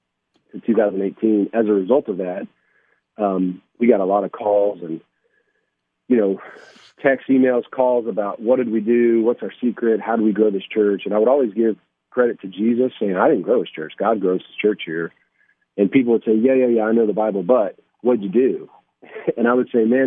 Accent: Johnson City, Tennessee, United States; now in Clarksville, United States; I actually grew up in Johnson City, Tennessee, so great to be on the air following somebody from my hometown

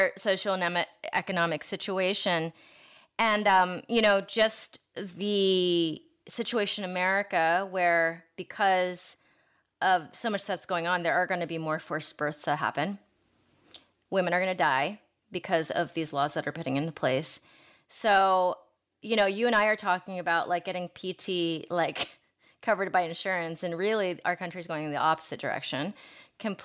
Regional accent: Ohio, United States; now in Los Angeles, United States; I'm from Ohio

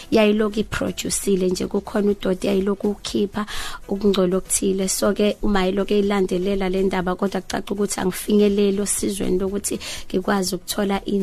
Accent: Umzumbe, KwaZulu-Natal, South Africa; ngizalelwe endaweni yasemakhaya eMzumbe

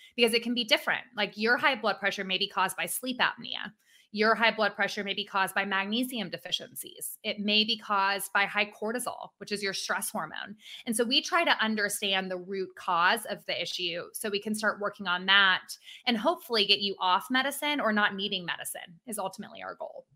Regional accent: Atlanta, Georgia, United States; I am an Atlanta native.

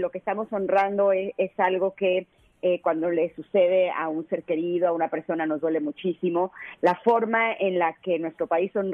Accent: Mexico; a pesar de que soy mexicana, siempre he vivido en México y demás

